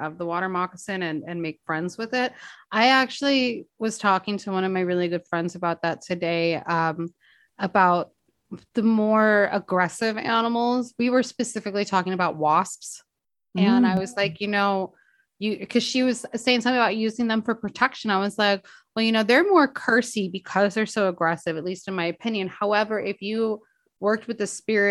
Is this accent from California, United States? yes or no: yes; Los Angeles, California, United States; being born and raised in Los Angeles myself